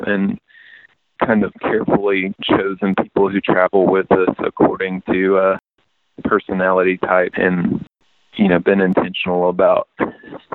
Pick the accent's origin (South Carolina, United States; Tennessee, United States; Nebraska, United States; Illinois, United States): Tennessee, United States; East; I grew up in East Tennessee with a lot of bluegrass around